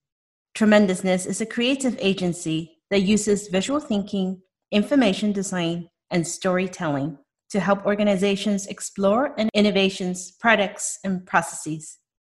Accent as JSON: {"language": "English", "country": "Hong Kong", "tie": "born or raised there", "moved": "yes", "lives_now": "United States", "said": "growing up in Hong Kong"}